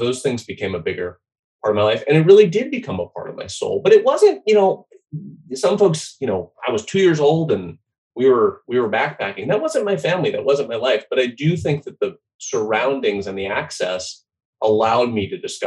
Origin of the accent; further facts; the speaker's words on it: Boise, Idaho, United States; I grew up in Boise, Idaho